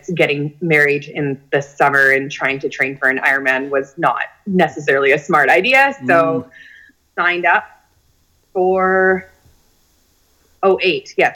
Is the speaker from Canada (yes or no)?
yes; Kelowna, British Columbia, Canada; now in Penticton, Canada; I was born and raised in Kelowna, and then we moved to Penticton 15 years ago.